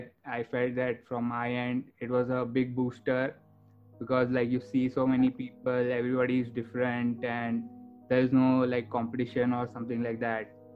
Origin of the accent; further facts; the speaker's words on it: India; moved away as an adult; now in United States; originally I'm from India